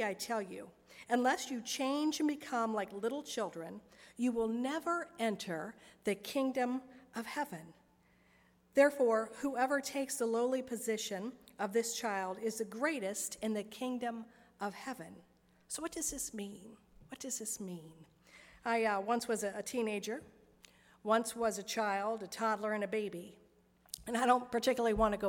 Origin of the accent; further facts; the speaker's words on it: Vandalia, United States; I grew up in Vandalia